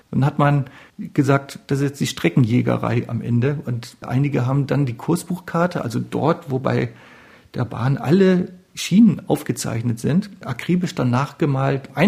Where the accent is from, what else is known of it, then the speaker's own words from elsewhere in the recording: Northern Germany, Germany; hat den Rhein zum ersten Mal gesehen, als Norddeutscher, was ganz toll ist.